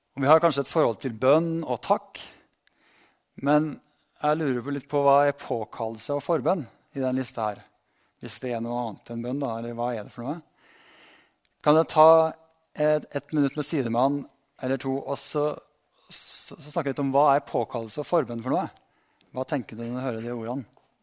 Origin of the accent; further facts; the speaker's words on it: Berkåk, Trøndelag, Norway; now in Ålgård, Norway; lot oss vokse opp et lite sted som heter Berkåk i Sør-Trøndelag